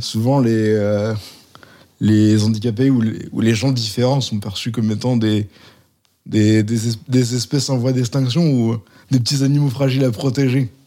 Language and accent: French; Valence, Auvergne-Rhône-Alpes, France; now in Lyon, France; J'ai, j'ai grandi à Valence, dans une maison à étage